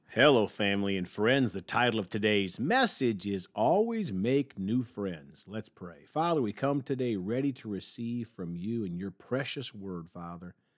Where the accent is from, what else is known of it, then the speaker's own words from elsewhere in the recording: Evansville, Indiana, United States; The University of Evansville, my hometown.